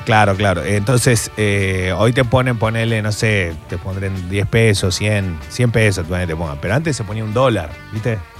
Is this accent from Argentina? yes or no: yes; Corrientes, Argentina; como buen correntino